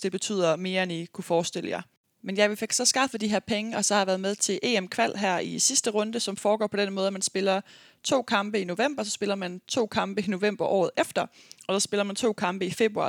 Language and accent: Danish; Aarhus, Central Denmark Region, Denmark; moved away as an adult; also born or lived in United States; jeg er fra Aarhus af